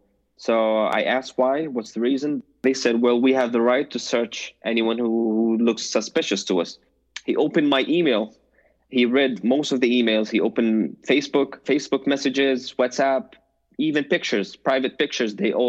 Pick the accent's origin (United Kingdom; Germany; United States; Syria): Syria; born there; I was holding a Jordanian passport, but he saw that I was born in Syria.